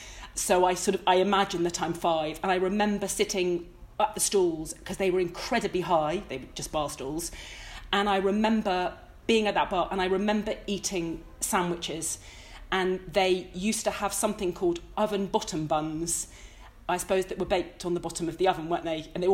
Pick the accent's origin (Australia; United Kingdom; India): United Kingdom; Hertfordshire, East of England; I grew up in Hertfordshire, which didn't feel nearly as interesting